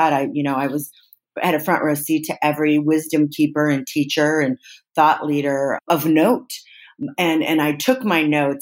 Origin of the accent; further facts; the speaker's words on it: Midwest, United States; the way I was raised in the Midwest